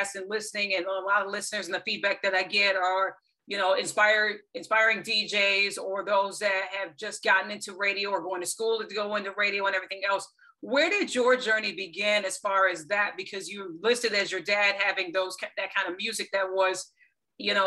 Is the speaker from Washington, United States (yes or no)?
no; Lansing, Michigan, United States; Growing up in Michigan, in Lansing, a Keppel City, and that's where, you know, I'm from as well.